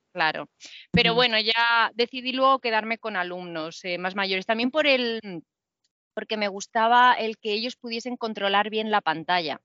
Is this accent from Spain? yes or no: yes; Murcia, Region of Murcia, Spain; yo soy de Murcia